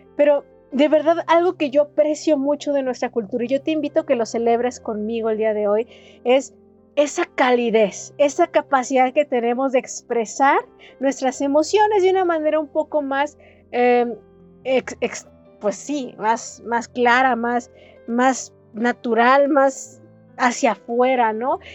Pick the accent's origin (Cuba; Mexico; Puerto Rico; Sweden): Mexico; Jalisco